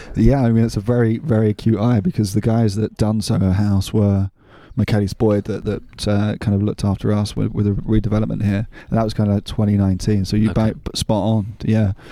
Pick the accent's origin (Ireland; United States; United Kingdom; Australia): United Kingdom; London; moved away as an adult; now in France; when I was a kid, growing up in London, my part of London was in Kent County